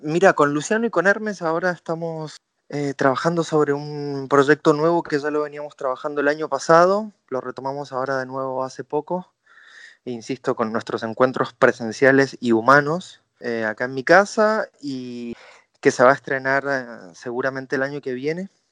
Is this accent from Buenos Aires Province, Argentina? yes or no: no; Mendoza, Argentina; Mi carrera empezó en Mendoza, yo soy mendocino